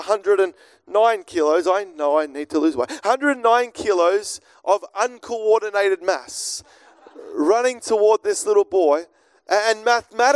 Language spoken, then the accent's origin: English; Melbourne, Victoria, Australia; I grew up here in Melbourne